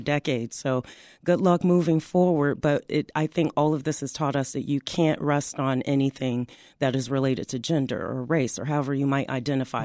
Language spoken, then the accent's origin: English; Chicago, Illinois, United States; growing up on the South Side, I lived across the street from the Robert Taylor homes